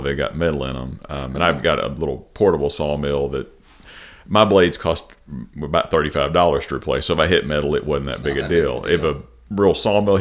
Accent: Jackson, Tennessee, United States; also born or lived in Memphis; I'm from Jackson. I was born at Jackson General Hospital. Been here most of my life, other than a brief stint down in Memphis

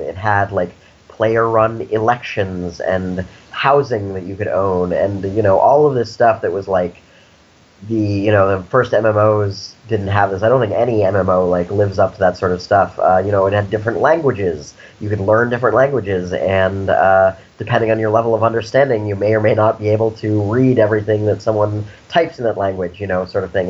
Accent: Snowmass Village, Colorado, United States; now in San Francisco, United States; I grew up in Colorado, actually, in a small town in the mountains called Snowmass Village

